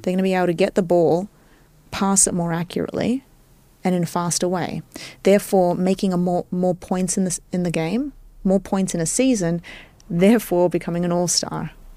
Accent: Australia; moved away as an adult; also born or lived in Cyprus (ancestry); now in New York, United States; I was born and raised in Australia

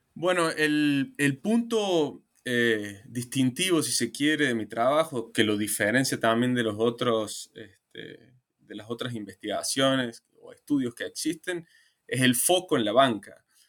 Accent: Argentina; Argentina, que es digamos, mi país de origen

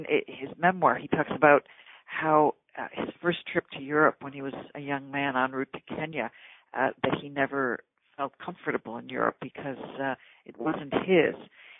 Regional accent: Buffalo, New York, United States; moved away as an adult; also born or lived in Rome; now in Paris, France; I grew up in Buffalo, New York, and I went to school there, went to graduate school and lived in New York City for a while, and became a foreign correspondent for Newsweek magazine in Paris in the late 1970s, then went on to Rome, came back to the States

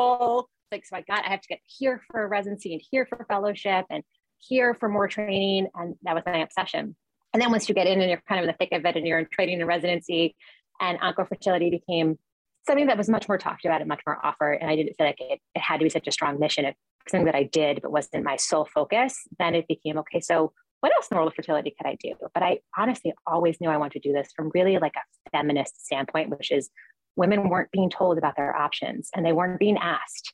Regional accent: New York, United States; I'm a New Yorker and I always leave New York and come back

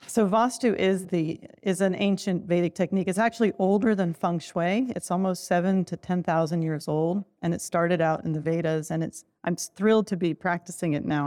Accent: Turkey; moved away; I'm from Turkey, so I grew up a lot with pattern and color

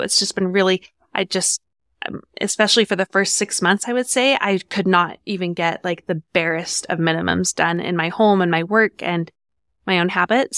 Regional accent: Farmington, Utah, United States; I grew up in Farmington, Utah. I moved into my house at six months old and stayed there until I was 18

